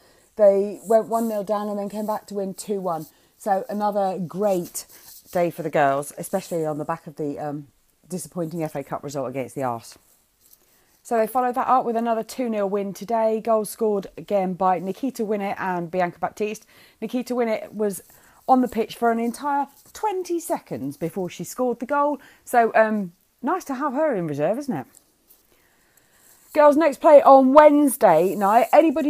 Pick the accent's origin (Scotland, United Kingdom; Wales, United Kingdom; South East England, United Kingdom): South East England, United Kingdom; Portsmouth; moved away; And it's in my hometown.